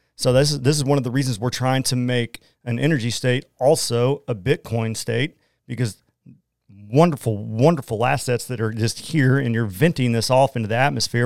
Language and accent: English; Oklahoma, United States; accent: Oklahoman; I'm from Oklahoma